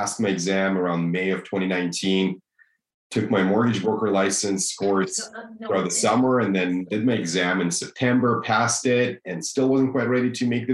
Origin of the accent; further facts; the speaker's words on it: Russia; English is a second language; moved away as an adult; now in Kelowna, Canada; I was born and raised in Russia and moved to Kelowna